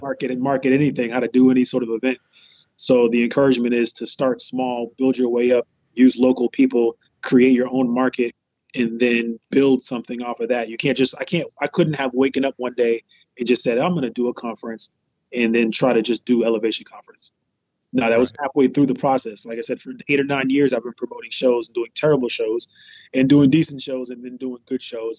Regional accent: Boston, Massachusetts, United States; I'm from Boston, Massachusetts, greatest city, city of the champions.

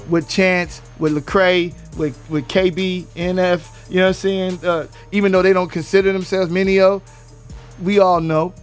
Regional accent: West Coast, United States; I'm from the West Coast. I don't do cadence.

